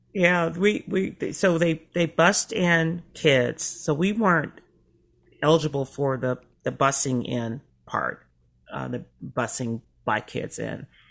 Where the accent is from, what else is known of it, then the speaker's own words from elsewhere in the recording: Memphis, Tennessee, United States; now in Chicago, United States; I was in the South. I was in Memphis okay. until uh, through high school.